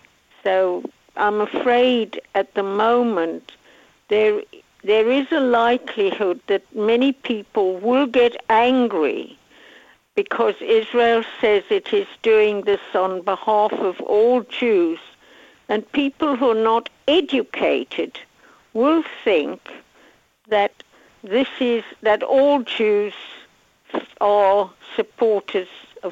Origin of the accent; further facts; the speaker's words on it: South Africa; I come from South Africa, and it was the same.